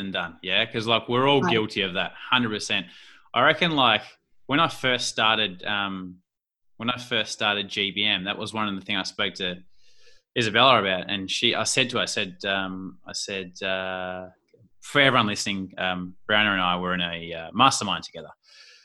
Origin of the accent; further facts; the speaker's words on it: Australia; accent: Australian; putting my Australian lingo in there and slang